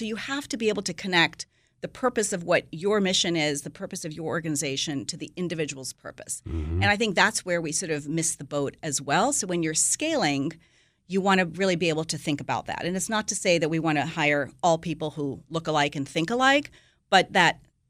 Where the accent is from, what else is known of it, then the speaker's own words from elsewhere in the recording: Nigeria; also born or lived in India / England / Greece; I happen to have been born there, but I grew up in India, I mean, in Nigeria, and went to school in England and lived in Greece.